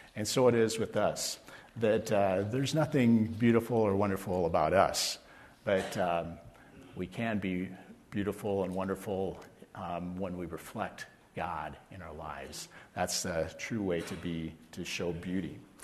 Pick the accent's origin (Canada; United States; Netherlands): United States; Mason City, Iowa; I was born in Mason City, Iowa, in northern Iowa